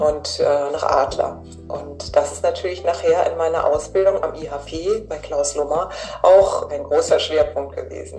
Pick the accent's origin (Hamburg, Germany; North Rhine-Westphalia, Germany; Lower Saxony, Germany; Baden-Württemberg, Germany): Hamburg, Germany; Ich komme ja aus Hamburg